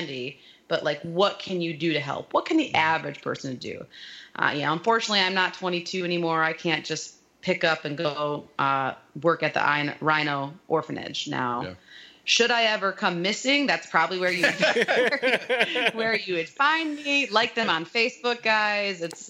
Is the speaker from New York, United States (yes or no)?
no; South Haven, Michigan, United States; I'm from a little town called South Haven on the west coast